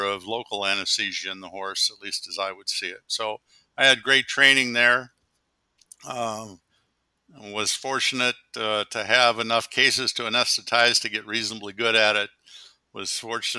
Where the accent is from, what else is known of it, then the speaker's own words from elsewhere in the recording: Columbus, Ohio, United States; I was born in Columbus, Ohio, when my dad was a medical student